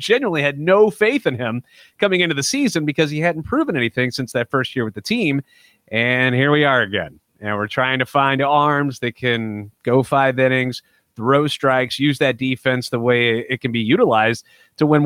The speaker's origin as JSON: {"language": "English", "town": "St. Louis", "region": "Missouri", "country": "United States", "tie": "born or raised there", "also_born_or_lived": "Cape Girardeau, Missouri", "moved": "as an adult", "said": "Born and raised in St. Louis"}